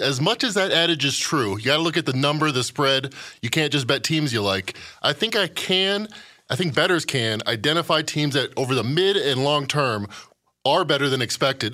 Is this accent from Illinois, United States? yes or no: yes; Chicago, Illinois, United States; I'm from Chicago